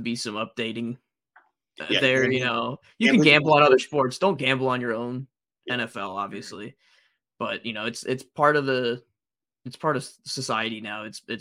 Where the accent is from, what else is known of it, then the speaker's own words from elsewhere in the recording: Detroit, Michigan, United States; I'm from Detroit. Big Detroit Lions fan.